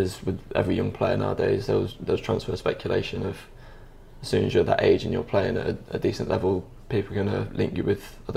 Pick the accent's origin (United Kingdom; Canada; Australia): United Kingdom; Derby, East Midlands; growing up in Derby